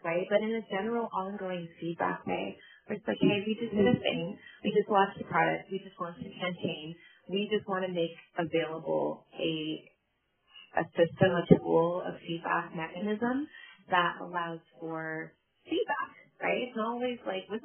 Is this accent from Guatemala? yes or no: no; Canada; I identify as Black Canadian. I also identify as multiracial Canadian because it's my lived experience